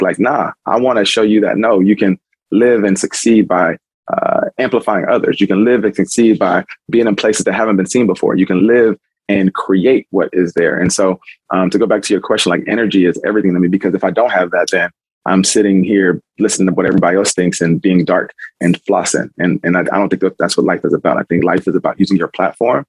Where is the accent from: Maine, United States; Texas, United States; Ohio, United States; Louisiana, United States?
Texas, United States; Houston; moved away as an adult; also born or lived in Indianapolis; now in Michigan, United States; I'm from Houston